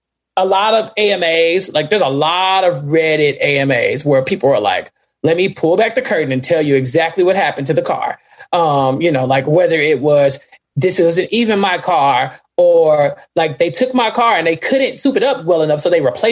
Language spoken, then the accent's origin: English; Central Texas, United States; I am from Central Texas